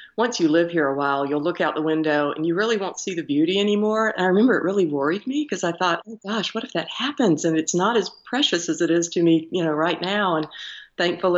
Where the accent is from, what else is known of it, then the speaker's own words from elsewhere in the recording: Atlanta, Georgia, United States; moved away as an adult; also born or lived in Auburn, Alabama; now in Waynesville, United States; I grew up in Atlanta, on the outskirts of Atlanta